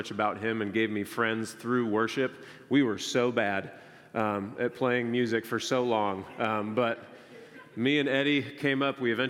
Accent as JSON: {"language": "English", "country": "United States", "tie": "born or raised there", "said": "I was born in the United States. I'm so grateful that I currently live here"}